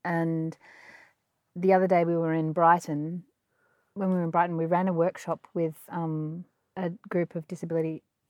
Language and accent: English; Geelong, Victoria, Australia; The bit you didn't say perfectly was Geelong. We're from Geelong.